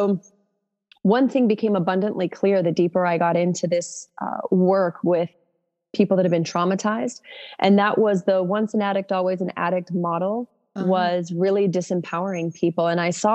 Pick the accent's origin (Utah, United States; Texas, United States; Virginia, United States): Utah, United States; moved away as an adult; also born or lived in New York; now in Austin, United States; moved back to Utah